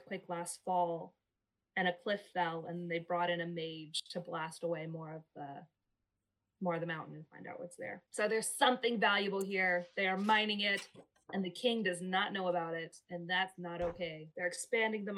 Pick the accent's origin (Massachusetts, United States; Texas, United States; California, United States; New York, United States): Texas, United States; where I'm from, which is a more conservative area